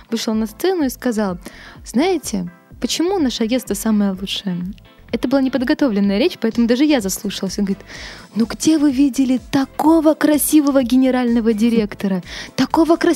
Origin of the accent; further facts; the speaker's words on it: Petropavlovsk-Kamchatsky, Kamchatka Krai, Russia; moved away as an adult; now in Saint Petersburg, Russia; Я пришла работать в культурный центр Мэдстаун, мне только исполнилось 18, я переехала из Петропавловска-Камчатского в Питер